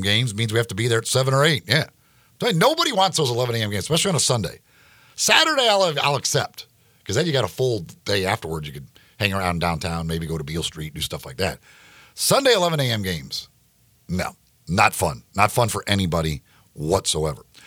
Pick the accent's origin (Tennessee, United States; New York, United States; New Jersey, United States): Tennessee, United States; Memphis; I tell people I'm from Memphis